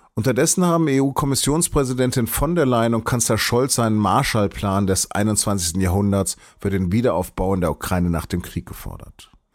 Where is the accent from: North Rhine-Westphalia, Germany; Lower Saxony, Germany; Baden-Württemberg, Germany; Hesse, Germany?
Lower Saxony, Germany; Hanover; Als gebürtiger Hannoveraner